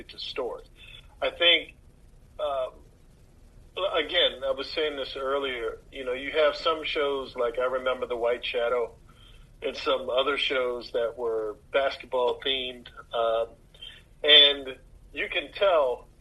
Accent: Maryland, United States; I'm from Maryland, and I can tell Maryland accents

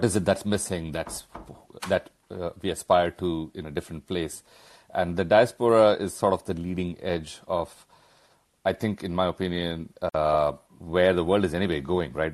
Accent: India; moved away; we all grew up in India

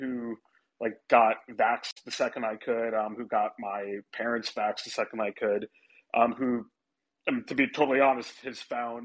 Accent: New York, United States; a New Yorker

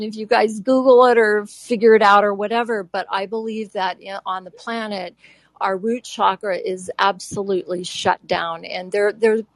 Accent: Japan; moved away; I grew up in Japan

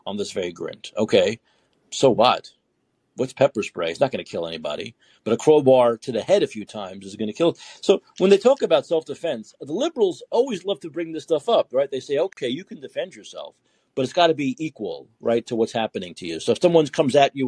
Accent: New York City, New York, United States; We're both from Brooklyn.

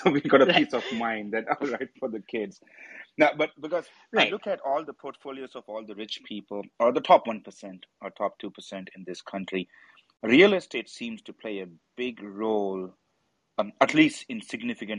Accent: India; now in United States; I'm from India

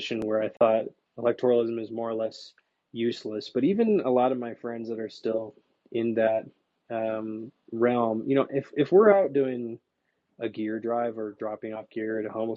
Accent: Seattle, Washington, United States; you're in my hometown.

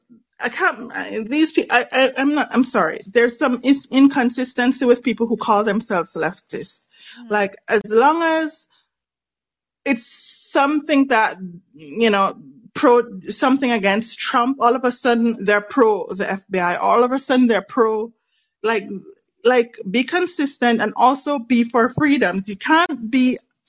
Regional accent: Jamaica; I'm Jamaican

